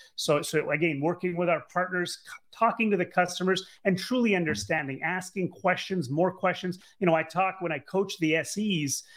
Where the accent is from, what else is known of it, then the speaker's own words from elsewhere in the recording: Canada; I'm Canadian. Uh, grew up in Canada and went to university, University of Ottawa